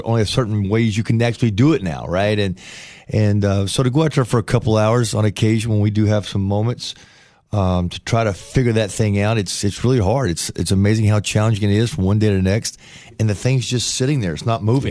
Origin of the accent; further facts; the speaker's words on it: Paintsville, Kentucky, United States; moved away; also born or lived in Chillicothe, Ohio / Ashland, Kentucky; I'm from Kentucky. I grew up in Kentucky